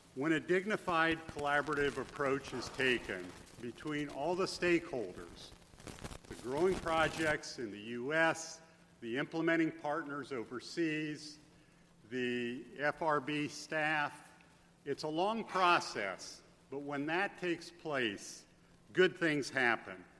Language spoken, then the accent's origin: English; Adams County, Indiana, United States; we are from Adams County, which is south of Fort Wayne, about 30 miles, and right along the Ohio line.